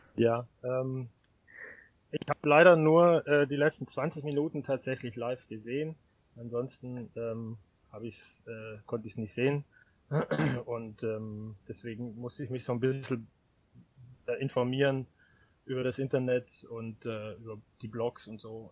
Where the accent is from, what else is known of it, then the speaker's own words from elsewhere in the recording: Baden-Württemberg, Germany; moved away as an adult; now in Hanover, Germany; ich komme ursprünglich aus Baden-Württemberg, wie man mir wahrscheinlich auch noch ein bisschen anhört.